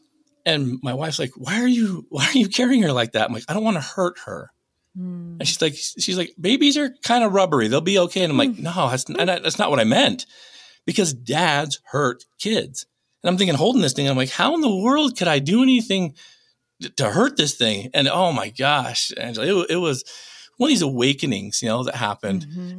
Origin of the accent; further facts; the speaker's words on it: Utah, United States; also born or lived in North Dakota; I was born in North Dakota. A couple weeks later, still the night, she takes all of us kids back to Utah.